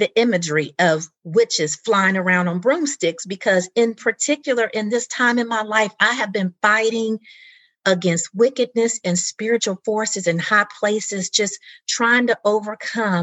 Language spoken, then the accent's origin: English; Indianapolis, Indiana, United States; grew up in the 70s in my hometown of Indianapolis, Indiana